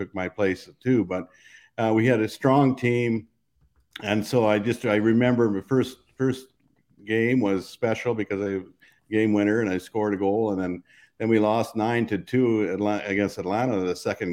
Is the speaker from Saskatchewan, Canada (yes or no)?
yes; Saskatchewan, Canada; moved away as an adult; also born or lived in Brandon / Philadelphia / Boston / Minnesota; I grew up in Saskatchewan.